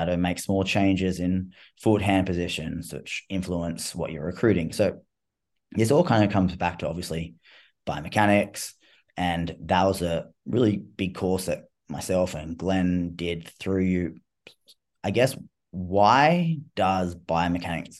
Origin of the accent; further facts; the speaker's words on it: Australia; I'm Australian. I talk in slang and stuff like that.